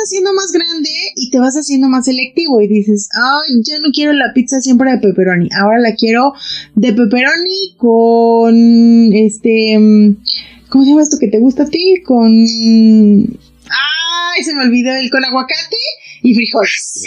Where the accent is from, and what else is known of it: Mexico